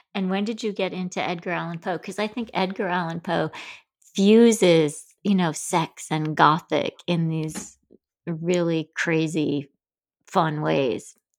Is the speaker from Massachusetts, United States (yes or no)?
no; Grand Rapids, Michigan, United States; I grew up in Grand Rapids, Michigan